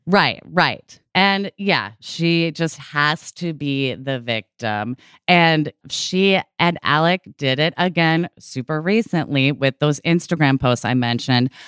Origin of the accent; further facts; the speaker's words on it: Oregon, United States; moved away as an adult; also born or lived in California; I was born and raised in Oregon.